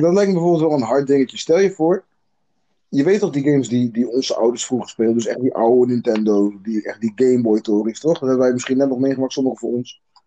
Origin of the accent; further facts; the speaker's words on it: South Africa; now in Netherlands; ik ben zelf Zuid-Afrikaans